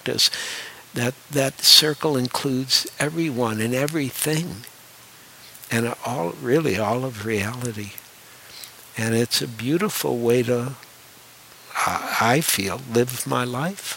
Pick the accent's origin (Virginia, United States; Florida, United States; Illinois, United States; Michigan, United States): Michigan, United States; Detroit; moved away; also born or lived in New York; I grew up in Detroit, and I actually have a great love for Detroit